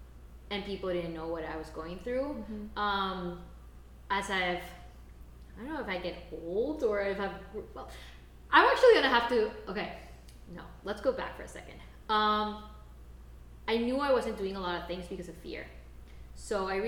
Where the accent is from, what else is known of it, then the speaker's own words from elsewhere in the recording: Costa Rica; English is a second language; we grew up in Costa Rica? Growing up in Latin America